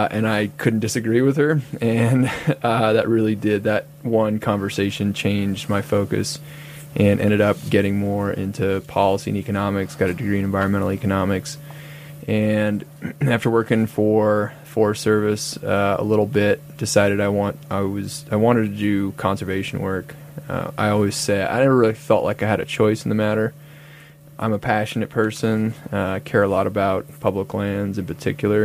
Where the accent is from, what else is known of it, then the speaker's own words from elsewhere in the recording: Idaho, United States; growing up in Idaho, working on public lands policy issues